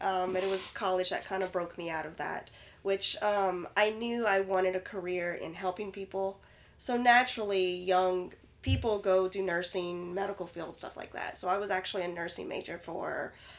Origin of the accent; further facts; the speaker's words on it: Oregon City, Oregon, United States; I'm from Oregon City. You know, we evacuated to Texas, came back that Monday or Tuesday.